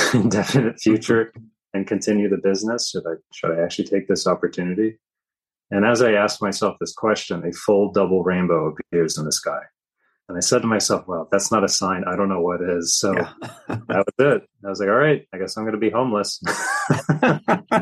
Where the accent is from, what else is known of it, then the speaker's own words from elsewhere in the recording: Virginia, United States; moved away as an adult; now in Kauai, United States; I'm originally from Virginia myself